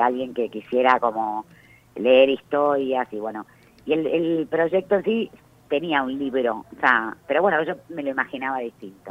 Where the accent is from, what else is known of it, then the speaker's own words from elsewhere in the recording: Arias, Córdoba, Argentina; moved away; vengo de un pueblo muy chico, infierno grande, como dicen. ¿De dónde venís? de Arias, de la provincia de Córdoba